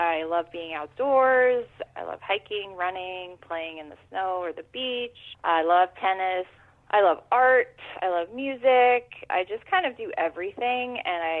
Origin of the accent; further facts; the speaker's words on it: New Jersey, United States; also born or lived in New York City; I am from New Jersey. I live in New Jersey. I grew up here